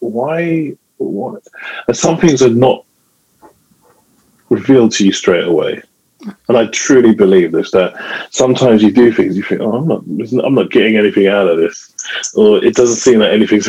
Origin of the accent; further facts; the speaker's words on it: London, United Kingdom; a regular young boy growing up in London.